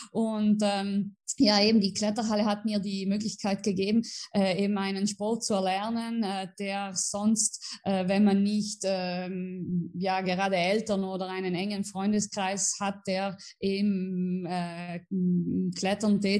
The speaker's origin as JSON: {"language": "German", "town": "Merano", "region": "Trentino-Alto Adige", "country": "Italy", "tie": "born or raised there", "said": "also ich bin in äh, Meran in Südtirol geboren und aufgewachsen. Äh, ja, äh, in Südtirol haben wir jede Menge Berge"}